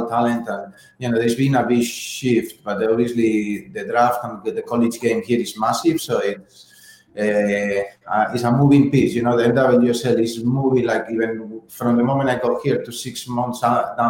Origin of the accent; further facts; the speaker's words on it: Spain; now in United States; I'm from Spain